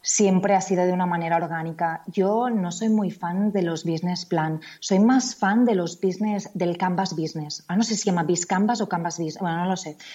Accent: Spain; En Estados Unidos tú eres una Spaniard

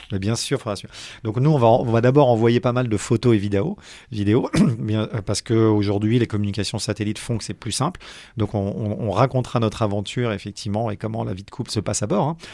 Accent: Paris, Île-de-France, France; suis pas né dans le granit breton j'ai grandi j'ai grandi à Paris

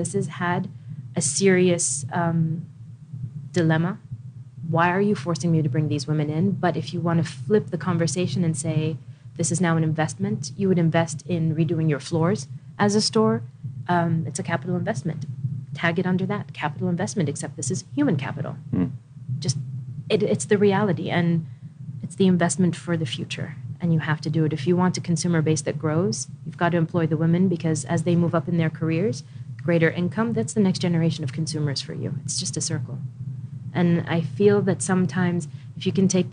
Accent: Washington, District of Columbia, United States; also born or lived in Riyadh, Saudi Arabia / Khobar, Saudi Arabia; now in Saudi Arabia; I grew up in Washington, D.C.

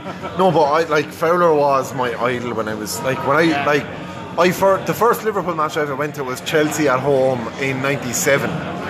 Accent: near Blarney, Munster, Ireland; I grew up near Blarney, so like the Blarney Castle is like, you know, the big tourist attraction for Americans.

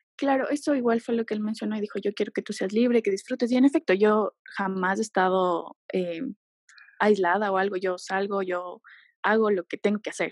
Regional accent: Ecuador; also born or lived in Quito; yo soy de Ecuador

